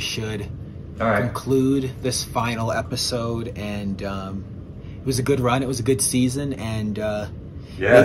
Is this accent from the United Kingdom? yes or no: yes; England, United Kingdom; born in England, I'm an English fan